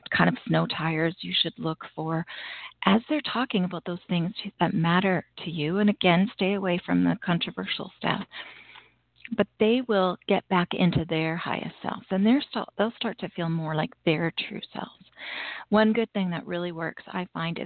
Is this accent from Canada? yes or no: yes; Canada; I'm Canadian and Thanksgiving is long past for us.